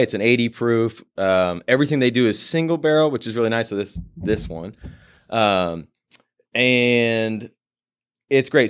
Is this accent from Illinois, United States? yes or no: no; Purcellville, Virginia, United States; moved away; also born or lived in Nashville, Tennessee; my hometown in Percival, Virginia